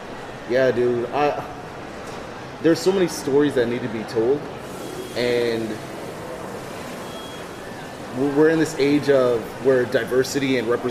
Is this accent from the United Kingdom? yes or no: no; Mississauga, Ontario, Canada; growing up in the greater Toronto area, in Mississauga and Cooksville specifically